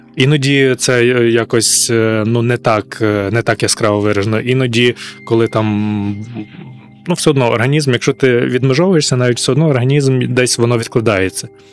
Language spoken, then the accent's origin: Ukrainian; Ivano-Frankivsk, Ivano-Frankivsk Oblast, Ukraine; я з Івано-Франківська